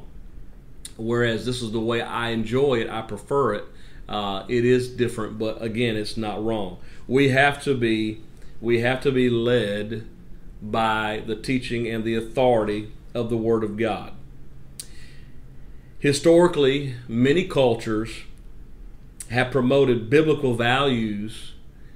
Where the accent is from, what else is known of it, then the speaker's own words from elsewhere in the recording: North Carolina, United States; I grew up in North Carolina, the southern or southeastern part of the United States